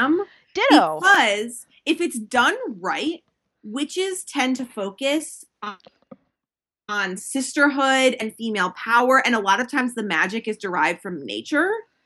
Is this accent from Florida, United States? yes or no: no; Chicago, Illinois, United States; We grew up in Chicago and our dad works in the mayor's office.